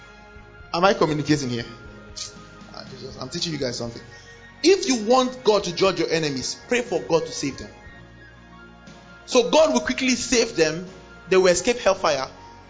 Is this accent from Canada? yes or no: no; Kano, Kano State, Nigeria; I grew up in Kano. I was born in Kano